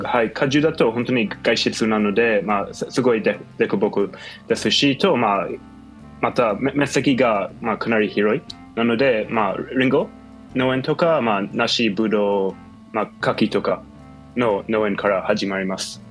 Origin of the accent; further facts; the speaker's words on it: United States; Japanese is a second language; also born or lived in Israel; now in Japan; もともとイスラエルに生まれて、うん、その後にはアメリカに育ちました